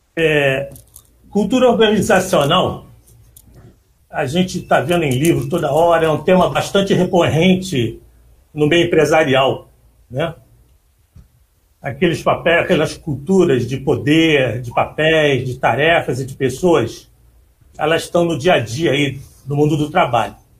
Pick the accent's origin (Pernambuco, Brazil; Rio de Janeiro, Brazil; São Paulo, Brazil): Rio de Janeiro, Brazil; Eu nasci na Penha